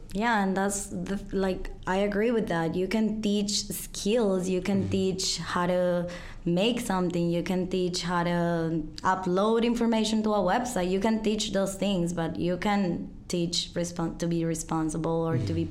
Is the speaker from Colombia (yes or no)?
yes; Colombia; English is a second language; moved away as an adult; now in Chicago, United States; I'm from Colombia. I've been living here in Chicago for nine years.